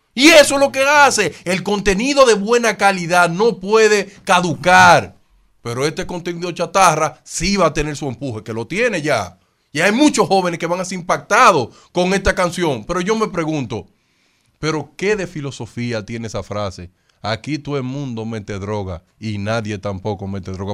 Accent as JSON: {"language": "Spanish", "country": "Dominican Republic", "said": "a mí como dominicano"}